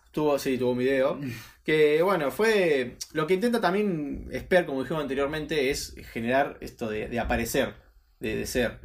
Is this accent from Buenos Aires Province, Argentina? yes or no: yes; Mar del Plata, Buenos Aires Province, Argentina; nosotros somos Mar de Plata